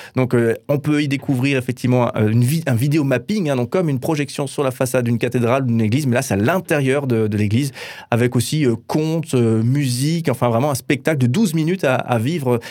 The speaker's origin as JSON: {"language": "French", "town": "Orléans", "region": "Centre-Val de Loire", "country": "France", "moved": "yes", "lives_now": "Strasbourg, France", "said": "je viens pas de Strasbourg, je viens d'Orléans"}